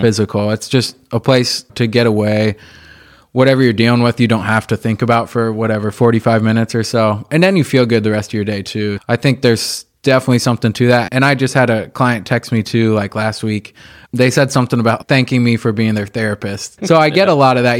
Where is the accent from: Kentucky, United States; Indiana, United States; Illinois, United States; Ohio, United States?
Indiana, United States; Indianapolis; I grew up right here in Indy, on the east side of Indianapolis, where we are now